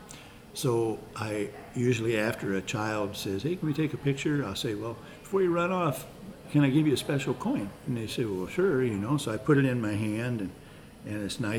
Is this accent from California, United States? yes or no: no; East Peoria, Illinois, United States; I grew up in East Peoria.